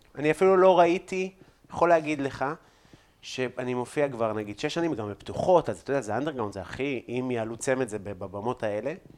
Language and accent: Hebrew; Afula, Northern District, Israel; moved away; בבית, בעפולה